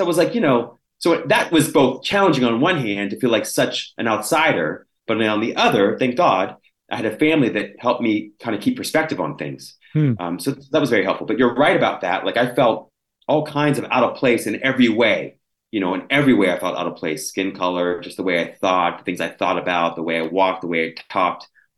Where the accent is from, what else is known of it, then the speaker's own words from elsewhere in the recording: Washington, Pennsylvania, United States; In a place called Little Washington, Washington, Pennsylvania.